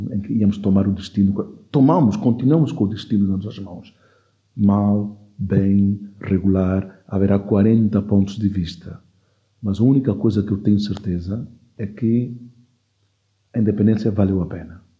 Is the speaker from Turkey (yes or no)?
no; Equatorial Guinea; born there; os meus pais é que são de lá, eu nasci em Guiné Equatorial.